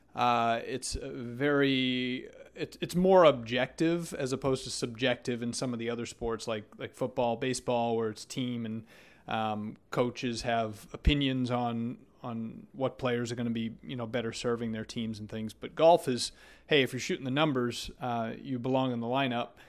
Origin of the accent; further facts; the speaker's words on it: Maine, United States; moved away as an adult; also born or lived in Florida; growing up in Maine